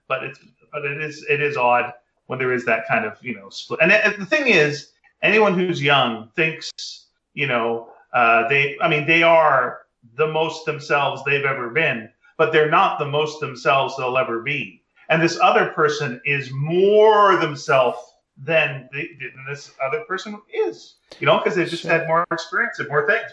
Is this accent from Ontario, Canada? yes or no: no; Montreal, Quebec, Canada; I'm from Montreal